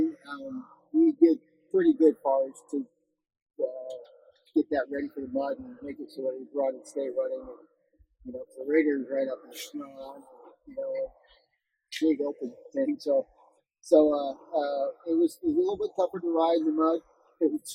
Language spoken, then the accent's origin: English; Washington, United States; born or raised there; moved away as an adult; now in Southern California, United States